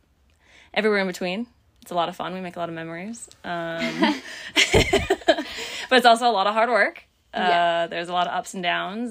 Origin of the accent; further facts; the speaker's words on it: Minnesota, United States; also born or lived in North Dakota; now in Texas, United States; I am originally from Minnesota. I spent about 6 years in North Dakota before moving to Texas.